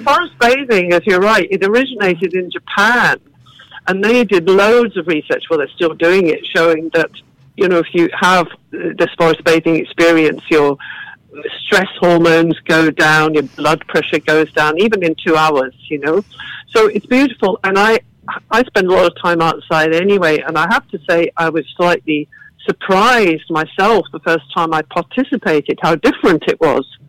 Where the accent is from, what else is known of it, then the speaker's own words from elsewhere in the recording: England, United Kingdom; also born or lived in Galway, Ireland; now in Ireland; you can tell from my accent I didn't grow up here. I grew up uh, on a farm in England